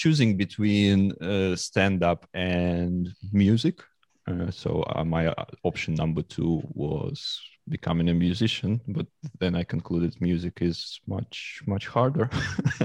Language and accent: English; Moscow Oblast, Russia; English is a second language; now in London, United Kingdom; I was born in Moscow and I spent all my youth like near Moscow. It was a small town, 50 kilometers from Moscow